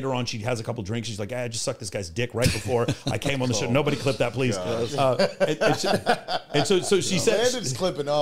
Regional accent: Texas, United States; So I'm from Texas

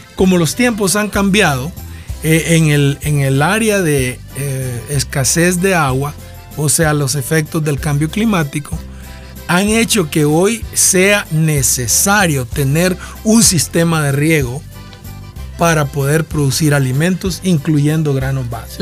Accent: Nacaome, Valle, Honduras; yo soy de Nacaome

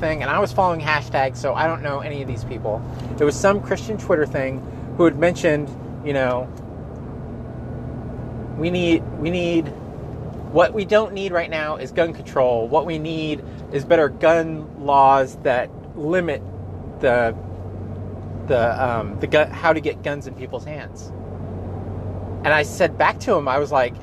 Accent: Gilroy, California, United States; I am from Gilroy

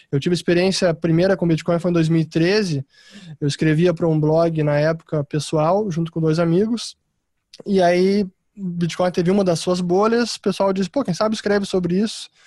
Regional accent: Porto Alegre, Rio Grande do Sul, Brazil; como o pessoal pode detectar pelo meu sotaque, que eu tento neutralizá-lo, mas nem sempre é fácil. Eu sou gaúcho de Porto Alegre, me graduei em administração de empresas na PUC de Porto Alegre

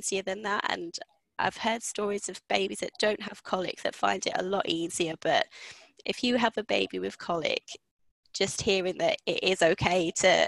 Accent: London, United Kingdom; moved away as an adult; now in Scarborough, United Kingdom; originally from London and I moved up here to Scarborough about 9 years ago now

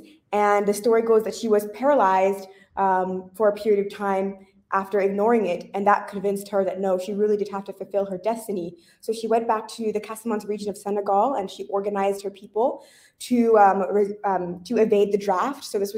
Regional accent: Northern California, United States; moved away as an adult; now in Ouagadougou, Burkina Faso; I am a daughter of the Nigerian diaspora. I grew up in Northern California, and I currently live in Ouagadougou.

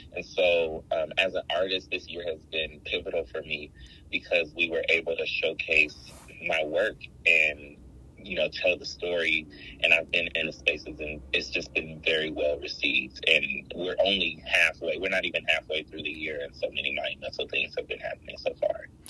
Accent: Los Angeles, California, United States; you were born and raised in Los Angeles and not just LA, but South Central. Mm. I grew up in the jungles area, which is uh, right near Baldwin Hills

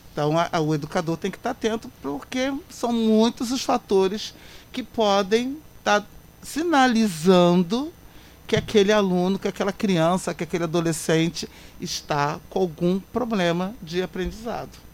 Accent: Queimados, Rio de Janeiro, Brazil; queimadenses principalmente, povo da minha terra, porque eu nasci, criei, cresci, estou ficando velha aqui

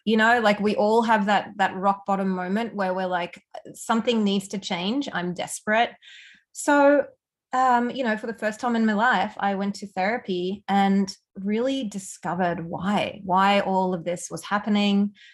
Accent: Australia; accent: Aussie; moved away as an adult; also born or lived in Germany / Melbourne, Australia; now in Canada; I'm originally from Germany, but I spent a lot of my youth growing up in Australia. So, hence the Aussie accent

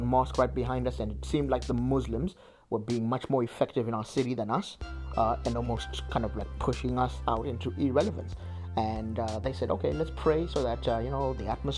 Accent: Zimbabwe; moved away; I come from Zimbabwe, and I got saved in a high school scripture union organization

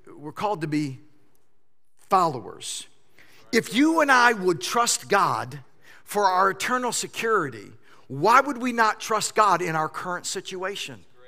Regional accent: United States; I don't show up as an American, although I am.

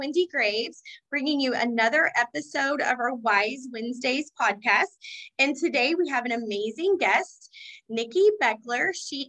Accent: Kentucky, United States; I'm currently in Chicago. I'm not even in my hometown. So we're kind of closer. I'm closer to you now, I think, than I was in Kentucky.

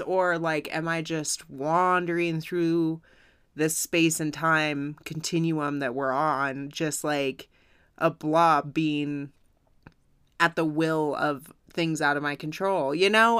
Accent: United States; as an American

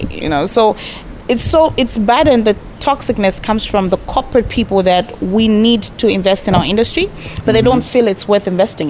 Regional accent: Lusaka, Lusaka Province, Zambia; born and bred in Lusaka. Makeni, to be specific.

